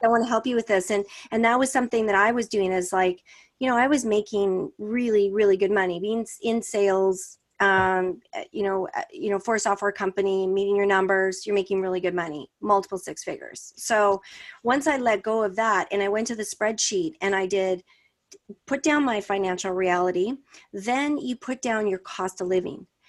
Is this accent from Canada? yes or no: yes; Canada; I'm Canadian